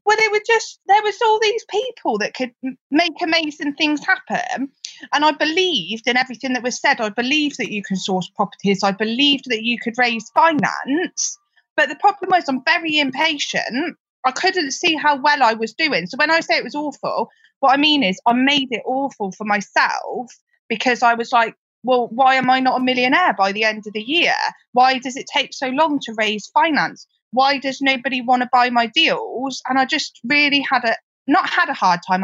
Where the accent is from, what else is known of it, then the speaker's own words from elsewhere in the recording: Gloucester, South West England, United Kingdom; also born or lived in Liverpool / Cheltenham; I'm from Gloucester. You can probably tell that from my accent